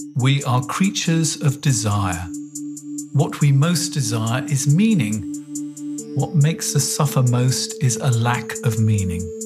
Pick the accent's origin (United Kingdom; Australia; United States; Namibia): United Kingdom; England; moved away as an adult; now in Germany; I moved from England, where I'd lived all my life